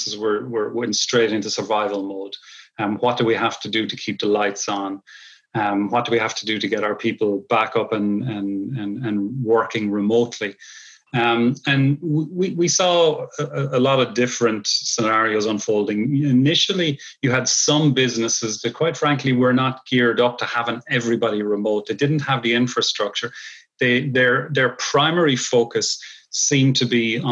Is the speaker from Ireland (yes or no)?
yes; Ireland; moved away as an adult; now in Long Island, New York, United States; I'm originally from Ireland. I've spent a lot of my early career in Ireland